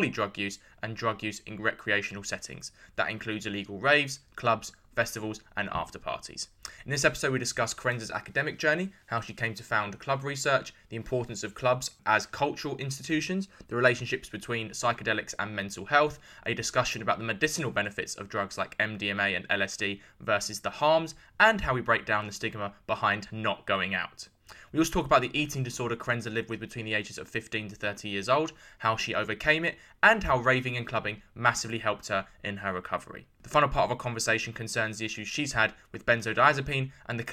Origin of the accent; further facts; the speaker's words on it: London, United Kingdom; I was born and raised in East London